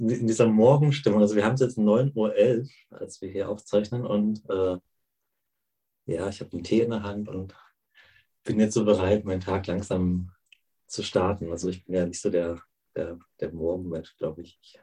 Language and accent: German; Germany; ich bin ja in der DDR aufgewachsen